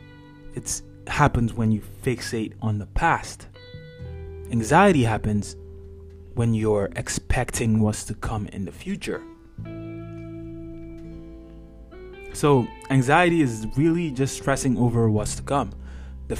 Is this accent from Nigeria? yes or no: yes; Nigeria; moved away; I'm Nigerian by background. So I went to high school in Nigeria.